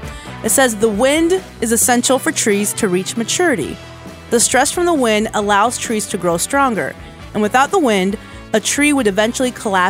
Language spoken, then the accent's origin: English; Florida, United States; Well, I grew up in Florida.